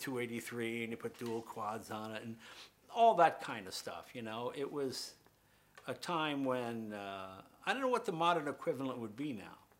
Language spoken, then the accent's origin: English; Andover, Massachusetts, United States; we're from Andover